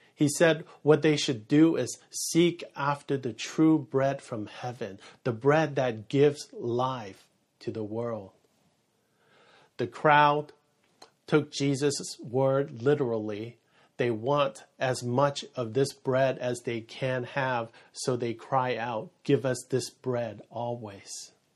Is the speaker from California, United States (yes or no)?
yes; San Francisco Bay Area, California, United States; moved away; I'm from the Bay Area, and that is San Francisco Bay Area